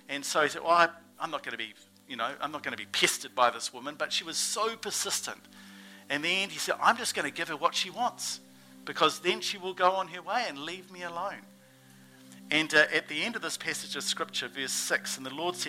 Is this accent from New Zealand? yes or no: yes; New Zealand; accent: Kiwi; my Kiwi accent